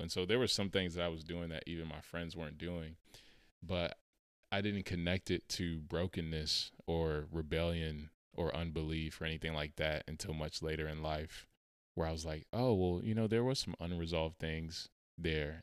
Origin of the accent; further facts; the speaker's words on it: Charlotte, North Carolina, United States; moved away; I went back to my city, uh, we're from Charlotte